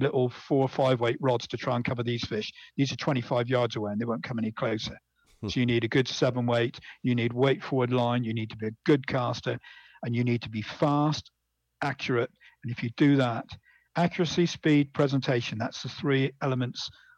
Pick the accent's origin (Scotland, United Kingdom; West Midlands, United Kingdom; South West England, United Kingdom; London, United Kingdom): South West England, United Kingdom; Bridgwater; I was brought up in Bridgewater in Somerset in England